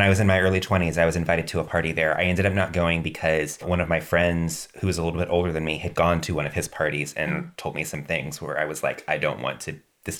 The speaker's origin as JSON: {"language": "English", "town": "Macon", "region": "Georgia", "country": "United States", "tie": "born or raised there", "said": "From my hometown of Macon, Georgia."}